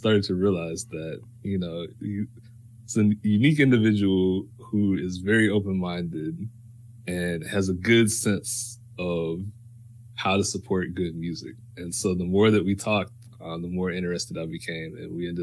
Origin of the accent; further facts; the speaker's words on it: St. Louis, Missouri, United States; now in New York, United States; I'm from St. Louis. I am now living in New York